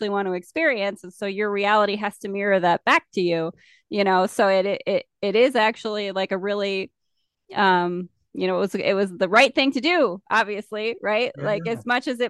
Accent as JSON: {"language": "English", "country": "United States", "said": "I'm from America"}